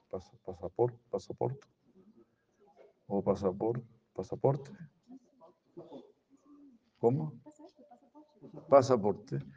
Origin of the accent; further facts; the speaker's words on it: Brazil; Spanish is a second language; Cuando se piensa yo soy brasileiro, ah, yo eu porque nací en Brasil.